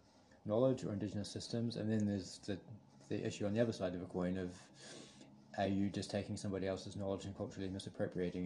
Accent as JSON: {"language": "English", "country": "New Zealand", "also_born_or_lived": "Hamilton, New Zealand"}